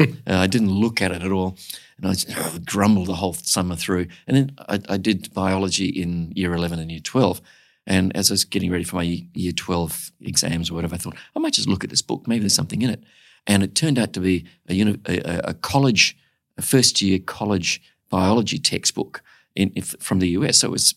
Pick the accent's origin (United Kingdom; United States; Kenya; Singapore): Singapore; So I was born in Singapore. I went to primary school in Singapore. My folks sent me to a Catholic school because they believed in their religion. I happened to be the only white kid in an all-Asian school.